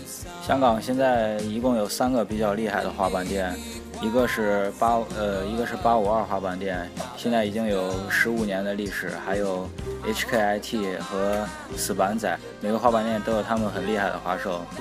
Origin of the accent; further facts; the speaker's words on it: Xi'an, Shaanxi, China; also born or lived in Hong Kong; 我是香港的，然后在西安长大的，